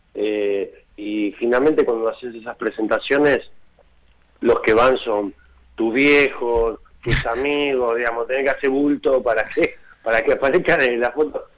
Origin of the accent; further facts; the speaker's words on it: Argentina; yo soy de Hessel, soy del interior